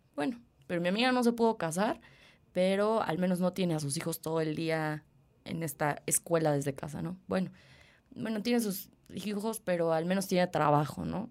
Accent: Mexico; como mexicanos

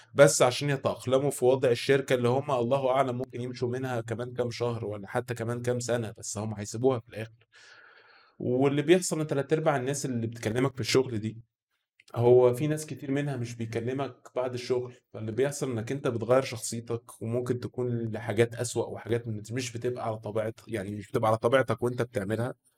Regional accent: Egypt; عندنا في مصر هنا

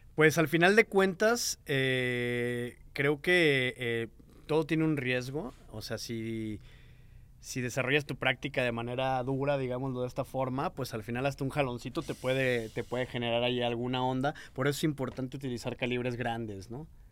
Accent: Mexico; de donde yo vengo, que era un pueblillo

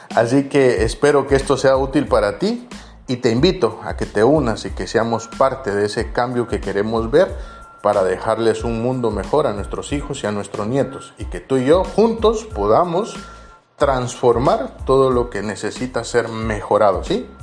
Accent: Guatemala; moved away as an adult; now in Tarragona, Spain; yo lo he visto en mi país y lo he visto no solo en Guatemala, sino que lo he visto en Guatemala

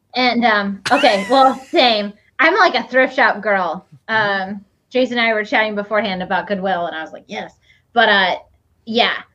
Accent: Iowa, United States; where I grew up in Iowa.

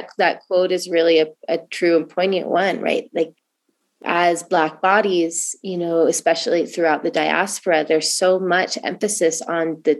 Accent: Oregon, United States; moved away; I come from Oregon

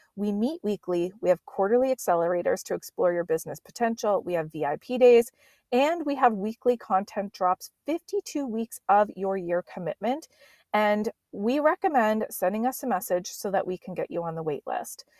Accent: Nova Scotia, Canada; accent: East Coast; now in Vancouver Island, Canada; I was growing up back in Nova Scotia as a kid

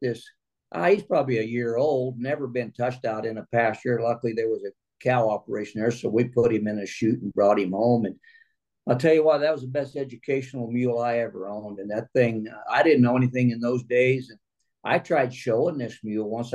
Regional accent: Missouri, United States; now in California, United States; originally from Missouri. We're 100 miles south of St. Louis.

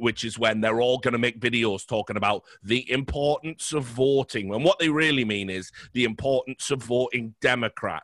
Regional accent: United Kingdom; I'm British

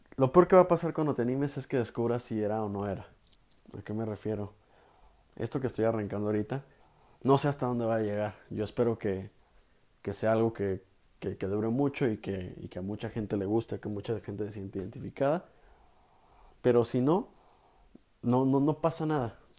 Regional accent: Guadalajara, Jalisco, Mexico; soy de Guadalajara, Jalisco

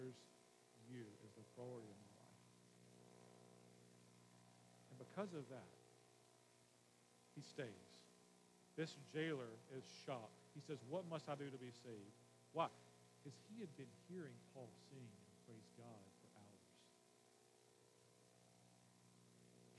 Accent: Memphis, Tennessee, United States; I'm from Memphis

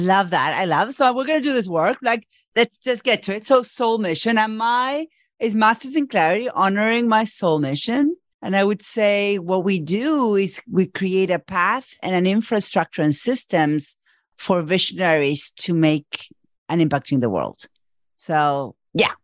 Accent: Argentina; moved away as an adult; now in United States; I live in the U S and I'm from Argentina

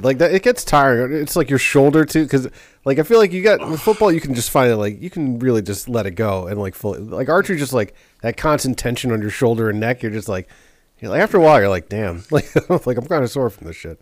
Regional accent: New York City, New York, United States; growing up in New York City, you see a lot.

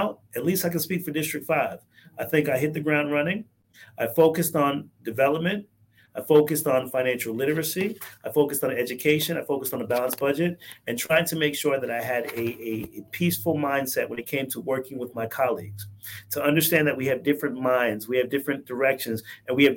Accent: Riviera Beach, Florida, United States; also born or lived in Bronx, New York; My family moved down here when we were 4 years old

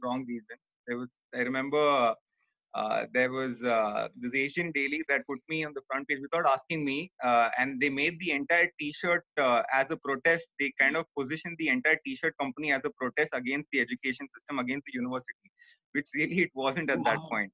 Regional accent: Mumbai, Maharashtra, India; also born or lived in Saudi Arabia / Kerala; I moved back to Bombay for essentially to pursue my education, my hometown Bombay

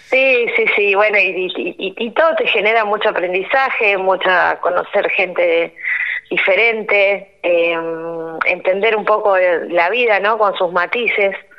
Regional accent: Rosario, Santa Fe, Argentina; moved away as an adult; also born or lived in Cañada de Gómez area: Cañada Rosquín, Santa Fe; now in Cañada Rosquín, Argentina; soy rosarina y cuando me recibí me vine a vivir acá a Cañada de Rosquín

